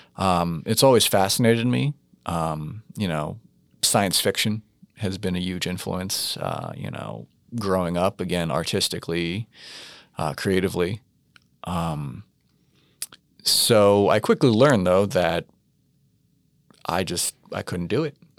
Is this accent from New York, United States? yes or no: yes; New York, United States; growing up in New York in the eighties